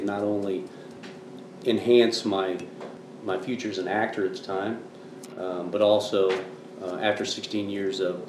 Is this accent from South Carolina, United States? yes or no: no; Kansas City, Missouri, United States; also born or lived in Los Angeles; I'm from Kansas City